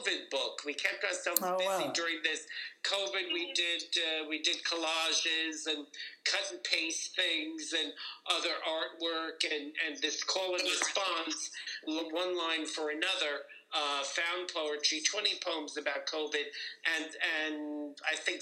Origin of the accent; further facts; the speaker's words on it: Paramus, New Jersey, United States; also born or lived in Bronx, New York; now in Fort Lee, United States; Paramus Local, growing up